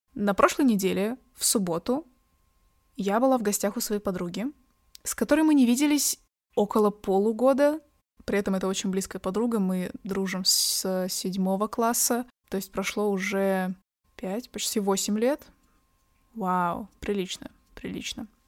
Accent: Kazakhstan; а я казашка

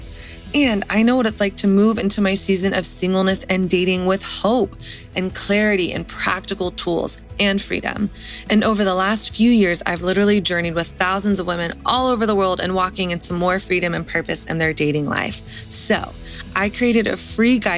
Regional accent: the South, United States; I grew up in the South

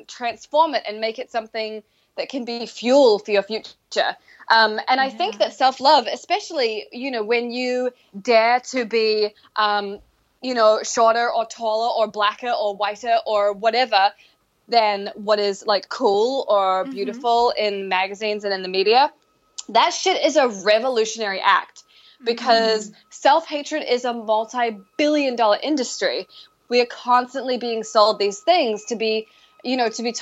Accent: New Zealand; moved away as an adult; I grew up in New Zealand and lived there till I was 22.

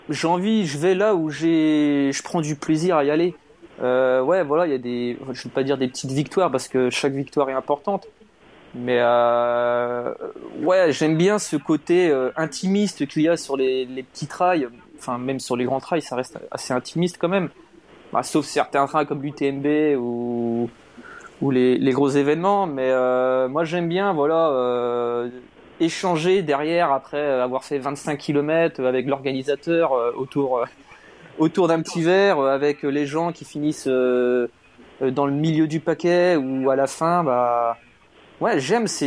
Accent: near Lorient, Brittany, France; Euh, bah, je suis originaire de Bretagne, à côté de Lorient.

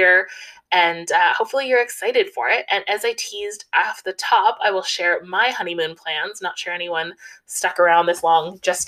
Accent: Canada; I'm Canadian

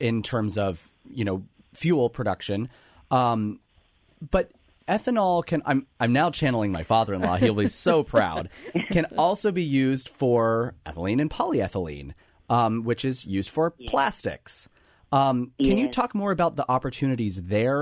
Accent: Kansas, United States; I'm from Kansas

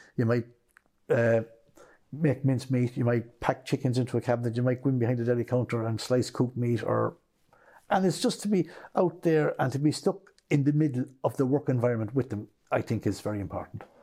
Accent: Kilbeggan, Leinster, Ireland; moved away as an adult; also born or lived in Portlaoise; now in Clonakilty, Ireland; I grew up in Westmead and Kilbeggan was part of a family of nine.

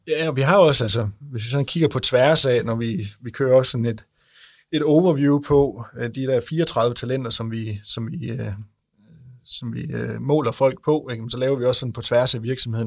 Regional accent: Denmark; nu er vi jo fra Jylland

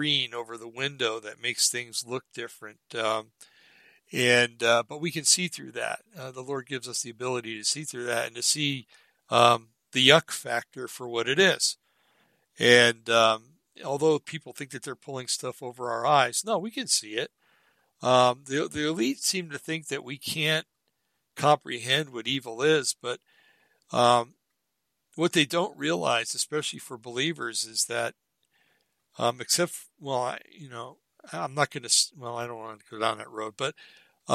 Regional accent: Bergen County, New Jersey, United States; I grew up in Bergen County, New Jersey, where you always had to watch your back

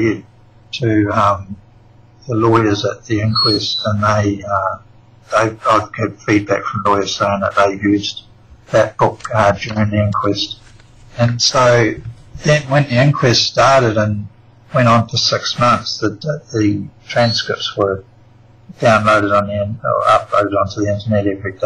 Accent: New Zealand; now in Australia; I'm actually a New Zealander. I was born in New Zealand

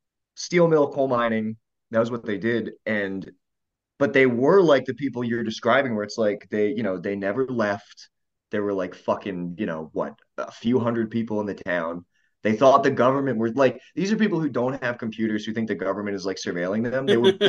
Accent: Maryland, United States; accent: Maryland; I would do comedy in DC, and I dated this older woman who was like crazy, and she was like, if you want to be successful, you need to lose your Maryland accent.

